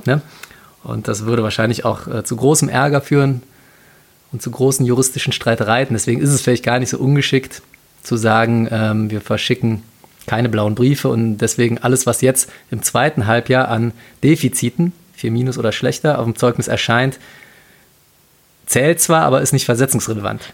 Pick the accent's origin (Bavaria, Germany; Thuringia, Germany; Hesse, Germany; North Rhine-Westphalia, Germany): North Rhine-Westphalia, Germany; Cologne; als Kölner und Karnevalist